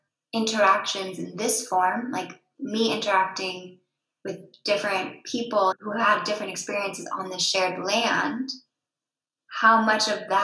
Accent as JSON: {"language": "English", "region": "England", "country": "United Kingdom", "said": "And me as English, I didn't feel that, because they didn't take down my buildings. You know, I'm the one who took down those buildings. So we had a moment as like a partnership of, he's French, I'm English, there's some real history here"}